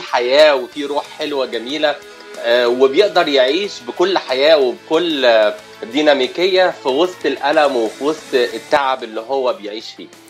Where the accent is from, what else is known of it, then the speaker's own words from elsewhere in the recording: Cairo, Cairo Governorate, Egypt; moved away as an adult; now in Los Angeles, United States; انا من القاهره حي اسمه شبرا بقالي في امريكا كاليفورنيا عشر سنوات